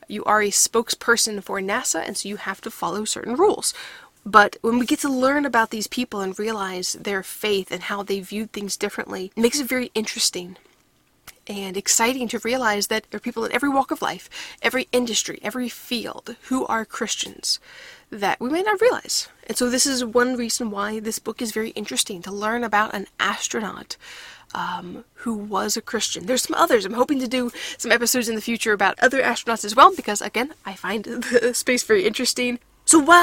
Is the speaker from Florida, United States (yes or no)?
yes; Florida, United States; my home state of Florida